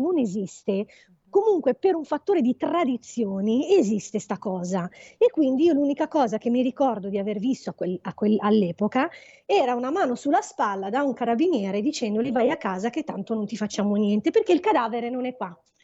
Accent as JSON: {"language": "Italian", "town": "Agadir", "region": "Souss-Massa", "country": "Morocco", "also_born_or_lived": "Settimo Milanese, Italy", "moved": "yes", "said": "noi siamo di Agadir"}